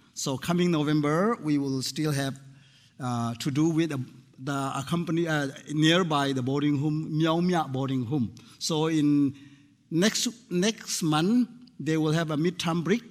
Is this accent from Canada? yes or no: no; Myanmar; I came from Myanmar, previously called uh, Burma.